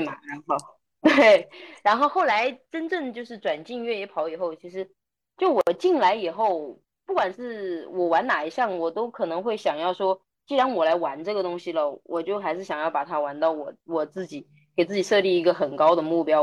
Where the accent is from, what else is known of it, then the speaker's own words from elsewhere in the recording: Yunnan, China; 我们云南